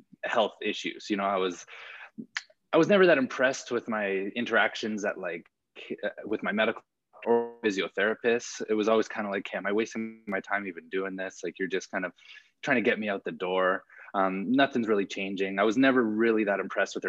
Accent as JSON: {"language": "English", "town": "Calgary", "region": "Alberta", "country": "Canada", "tie": "born or raised there", "also_born_or_lived": "California", "said": "I'm born and raised in Calgary. So I've been here my whole life, except for my time in grad school"}